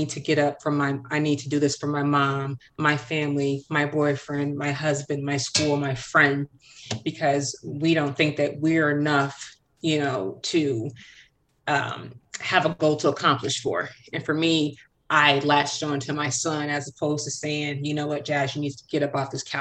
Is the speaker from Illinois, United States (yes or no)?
yes; Chicago, Illinois, United States; I was born and raised in Chicago